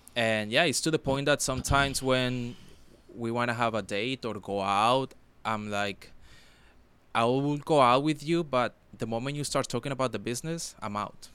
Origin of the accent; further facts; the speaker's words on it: Palmira, Valle del Cauca, Colombia; moved away; my hometown is co-, is called Palmira